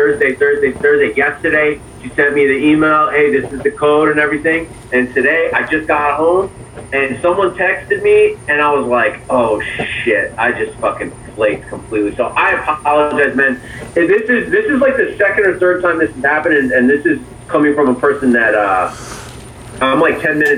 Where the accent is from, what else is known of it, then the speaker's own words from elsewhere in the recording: Allentown, Pennsylvania, United States; moved away as an adult; also born or lived in Manhattan, New York / New York; now in Orlando, United States; I was born in Manhattan, New York. I was raised basically in Allentown, Pennsylvania, about an hour and a half outside of New York.